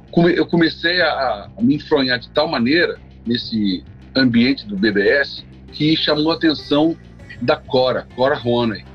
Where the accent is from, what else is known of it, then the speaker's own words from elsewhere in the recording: Brazil; sou do Brasil